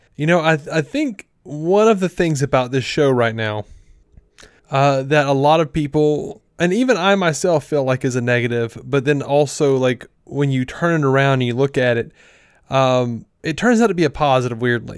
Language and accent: English; Montgomery, Alabama, United States; when I was growing up in Montgomery, I mostly knew black people. Like, I grew up in a black neighborhood.